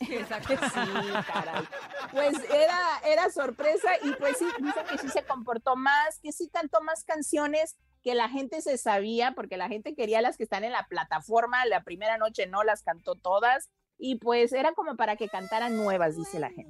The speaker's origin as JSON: {"language": "Spanish", "town": "Guadalajara", "region": "Jalisco", "country": "Mexico", "moved": "yes", "lives_now": "Mexico City, Mexico", "said": "en mi tierra, gracias. En Guadalajara."}